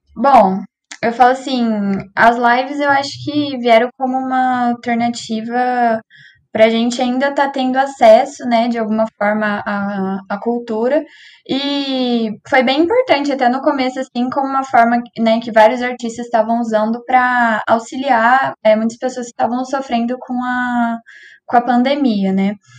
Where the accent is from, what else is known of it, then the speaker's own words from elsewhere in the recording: Cambé, Paraná, Brazil; eu também sou de Cambé